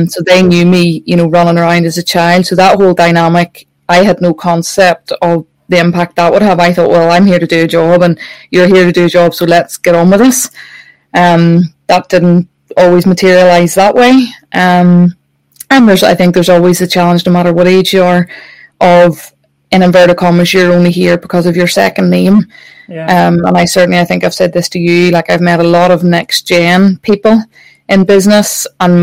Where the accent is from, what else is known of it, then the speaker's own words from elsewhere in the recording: Northern Ireland, United Kingdom; I grew up watching that in Northern Ireland